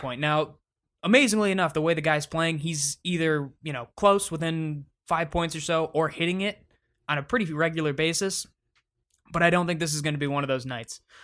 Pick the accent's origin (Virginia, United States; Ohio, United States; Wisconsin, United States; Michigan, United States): Michigan, United States; Detroit; my hometown Detroit Pistons